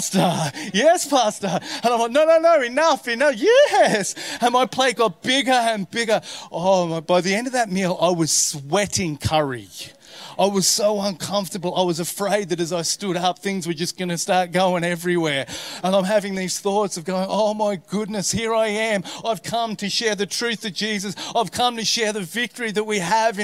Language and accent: English; Australia; being an Aussie